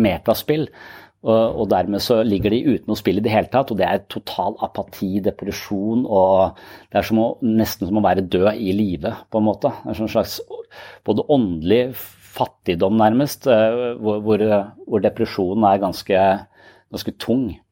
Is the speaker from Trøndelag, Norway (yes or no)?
no; Tønsberg, Vestfold, Norway; jeg er fra Østlandet, jeg er fra Tønsberg